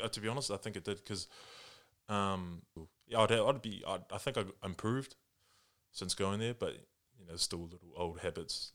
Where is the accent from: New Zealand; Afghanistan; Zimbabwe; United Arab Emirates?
New Zealand; English is a second language; also born or lived in Japan; I was born here, but li-, literally, like, as a six-month-year-old baby kind of thing, I went with my mum and dad, and we lived in Japan for, like, the first five years of my life